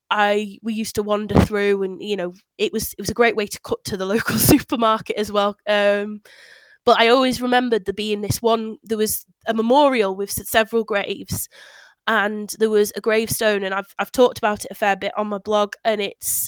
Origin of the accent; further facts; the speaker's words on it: near Ironbridge, Shropshire, West Midlands, United Kingdom; I grew up in near Iron Bridge